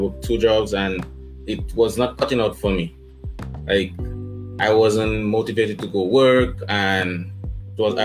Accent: Dominica; also born or lived in Portsmouth, Dominica; I'm from Dominica, first of all. As you said, not the Dominican Republic. We don't speak Spanish. Dominica, Commonwealth of Dominica. I live in the second town, Portsmouth

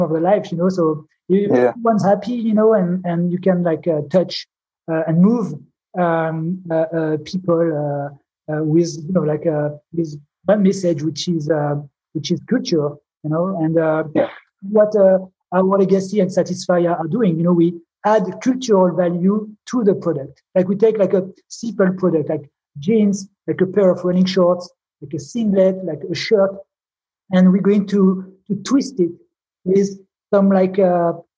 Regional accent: Grenoble, Auvergne-Rhône-Alpes, France; now in Paris, France; I grew up in the Alps, so I grew up like snowboarding, and you know. But then I moved to Paris

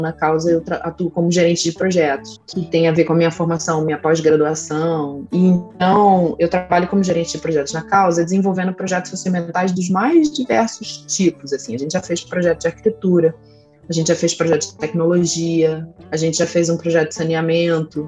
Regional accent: Rio de Janeiro, Brazil; eu sou nascida e criada no Rio de Janeiro

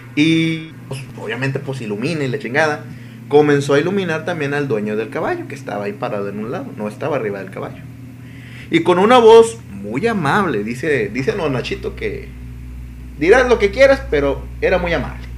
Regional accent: Mexico; yo sí soy mexicano

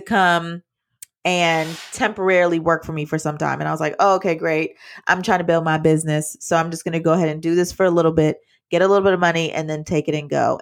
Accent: Jamaica; I'm Jamaican

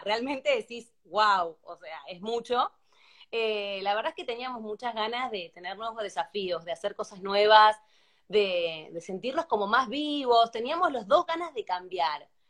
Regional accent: Argentina; now in Spain; Cuando sos argentino

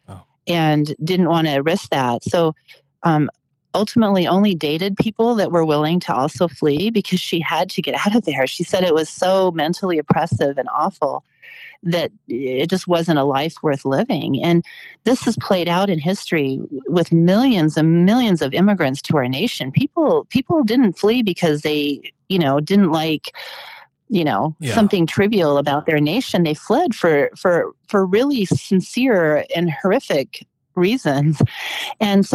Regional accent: West Coast, United States; I grew up as a young child I grew up on the West Coast

